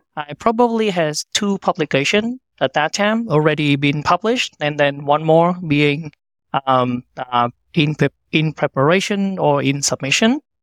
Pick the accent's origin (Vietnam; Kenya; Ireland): Vietnam; moved away as an adult; now in United States; I was born and raised in Vietnam